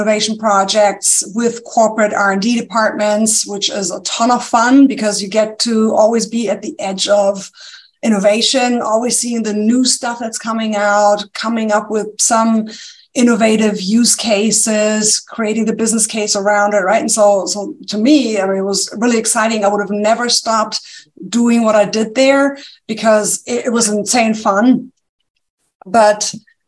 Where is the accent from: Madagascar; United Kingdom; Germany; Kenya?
Germany; accent: German; English is a second language; moved away as an adult; now in United States; there's a slight accent. It's German. Yes. Okay. Yeah, it's German